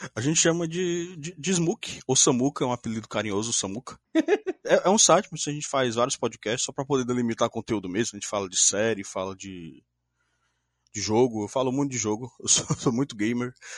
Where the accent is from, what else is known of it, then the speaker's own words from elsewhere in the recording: Fortaleza, Ceará, Brazil; eu sou de Fortaleza, Ceará, tenho 25 anos